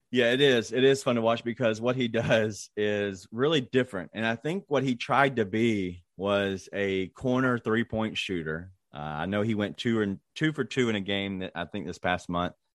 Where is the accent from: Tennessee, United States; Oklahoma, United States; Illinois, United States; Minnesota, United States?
Tennessee, United States; Memphis; my hometown team